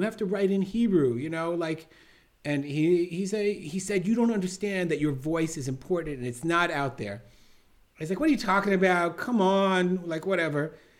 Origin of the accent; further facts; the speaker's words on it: England, United Kingdom; I can't change the fact that I came from England and I have this miftah and I don't have the language.